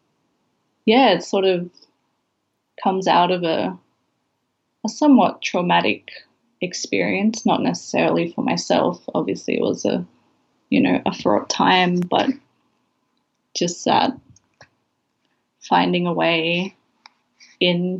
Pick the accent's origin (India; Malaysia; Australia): Australia; Sydney, New South Wales; moved away as an adult; now in Brisbane, Australia; So I moved away from Western Sydney to Brisbane. I was 21. You know, it was a huge shift in terms of where I had grown up